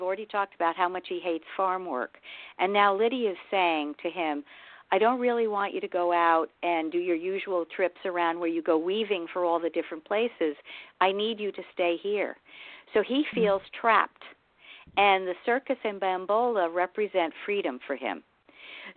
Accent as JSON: {"language": "English", "town": "Yonkers", "region": "New York", "country": "United States", "tie": "born or raised there", "moved": "yes", "lives_now": "Dutchess County, United States", "said": "I live in Dutchess. I live right north of you. And I grew up in Yonkers"}